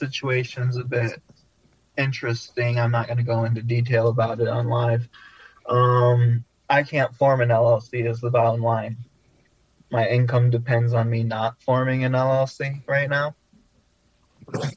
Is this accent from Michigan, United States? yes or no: yes; Flint, Michigan, United States; I am in Flint right now, where I was born and raised.